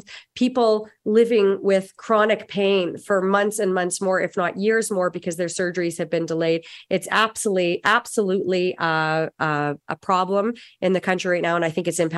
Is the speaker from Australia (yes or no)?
no; Saskatchewan, Canada; I'm from Saskatchewan